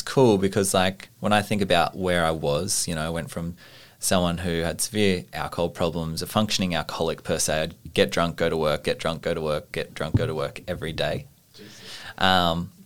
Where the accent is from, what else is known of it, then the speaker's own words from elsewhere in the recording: Orange, New South Wales, Australia; I knew plenty of people in my hometown who passed away from suicide in Orange in New South Wales